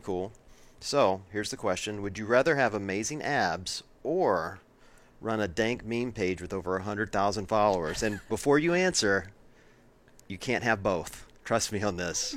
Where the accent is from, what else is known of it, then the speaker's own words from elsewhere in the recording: Deep South, United States; moved away as an adult; now in Ohio, United States; I grew up in the Deep South